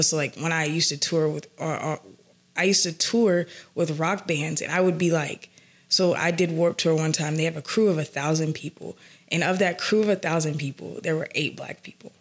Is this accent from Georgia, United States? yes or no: yes; Atlanta, Georgia, United States; I'm from the south side of Atlanta